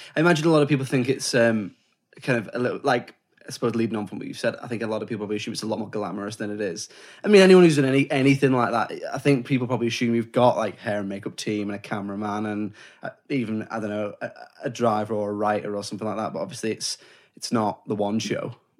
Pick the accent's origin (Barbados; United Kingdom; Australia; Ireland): United Kingdom; England; we're English